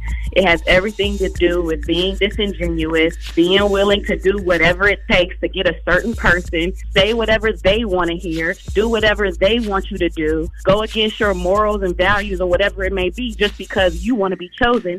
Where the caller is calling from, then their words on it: Atlanta, Georgia, United States; I'm calling from Atlanta.